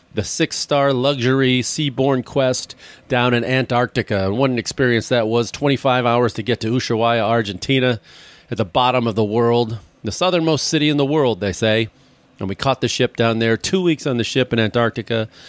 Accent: Chicago, Illinois, United States; moved away; I grew up there, my hometown

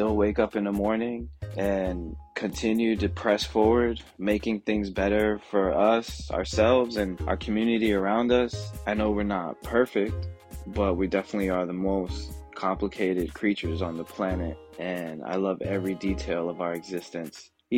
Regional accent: Brooklyn, New York, United States; born there; also born or lived in East Coast; now in Atlanta, United States; So I was born in Brooklyn, New York, and I've lived up and down the East Coast, multiple cities, but I moved to Atlanta in 2004.

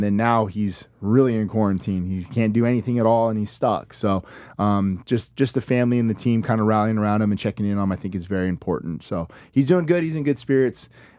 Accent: Las Vegas, Nevada, United States; So being born and raised in Vegas, never really think that this is gonna be for

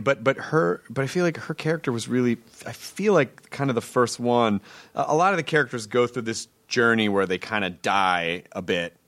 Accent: the South, United States; I grew up in the South.

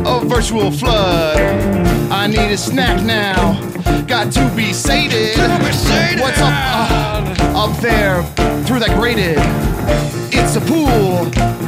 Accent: Las Vegas, Nevada, United States; also born or lived in Illinois; I was born in Illinois, moved to Las Vegas as a child

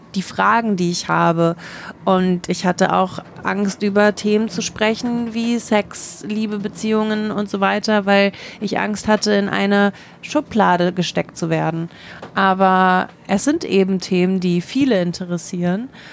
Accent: Germany; Ich bin in Deutschland geboren

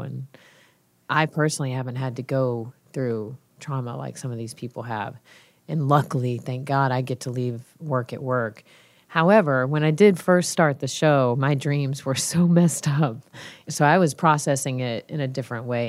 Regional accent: Georgia, United States; I'm from Georgia

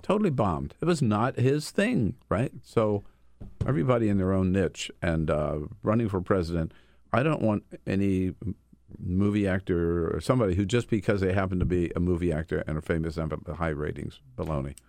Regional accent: Delaware, United States; moved away; also born or lived in California; Grew up in Delaware

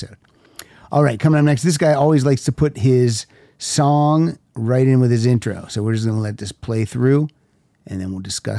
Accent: Pennsylvania, United States; I'm from Pennsylvania.

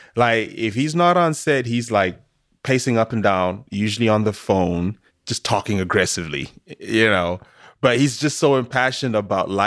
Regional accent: Zimbabwe; moved away; born and raised in Zimbabwe, you know, my people practice a lot of spirituality

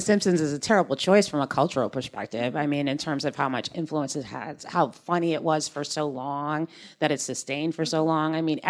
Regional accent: Natick, Massachusetts, United States; from a town two towns over from where I'm from, so I have, like, all this weird hometown pride with him. Like, he's from Newton, I'm from Natick.

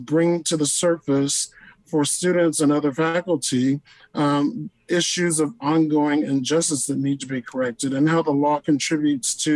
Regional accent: Deep South, United States; growing up in the Deep South with parents who lived through Jim Crow

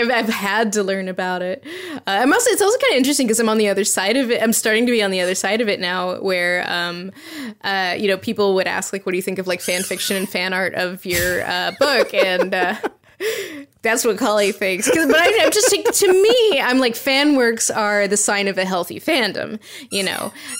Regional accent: the South, United States; like what I grew up with is in the South, there's this thing called Jack Tales.

